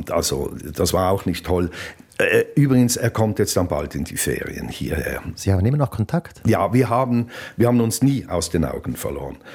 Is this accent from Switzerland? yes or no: yes; Basel, Basel-Stadt, Switzerland; also born or lived in Zürich; Ja, die ersten Erinnerungen sind an einen äh, Umzugswagen von Zürich nach Basel. Das ist ja mein Geheimnis, dass ich in Zürich auf die Welt kam. Aber ich kann mich eigentlich nur an den Umzugswagen erinnern nach Basel.